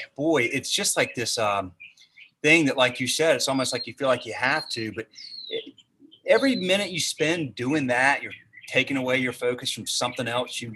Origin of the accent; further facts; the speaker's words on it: the South, United States; I'm from the South